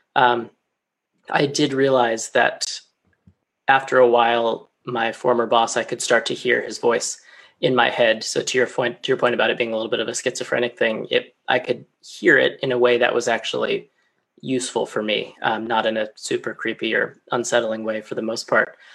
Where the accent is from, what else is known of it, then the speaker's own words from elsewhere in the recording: Colorado, United States; moved away as an adult; now in London, United Kingdom; back home in my home state of Colorado